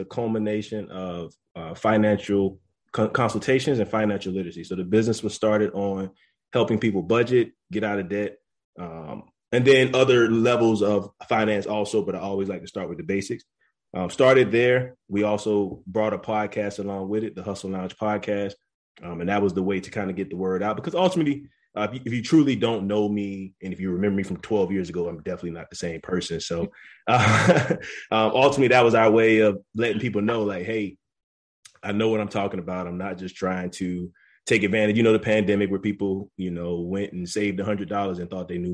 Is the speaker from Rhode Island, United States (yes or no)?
no; Florence, South Carolina, United States; moved away as an adult; I'm originally from Florence, South Carolina. Me and Raven went to school together from Wilson University or Wilson High